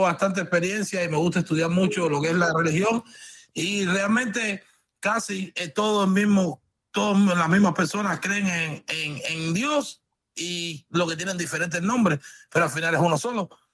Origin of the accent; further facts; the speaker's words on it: Cuba; soy cubano